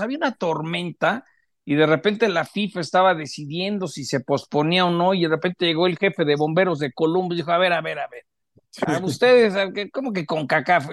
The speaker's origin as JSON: {"language": "Spanish", "country": "Mexico", "said": "como mexicano"}